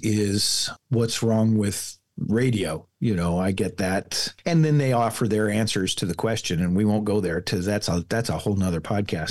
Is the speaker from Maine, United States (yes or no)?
no; Falls City, Nebraska, United States; moved away; also born or lived in Omaha; the town that I'm from, Falls City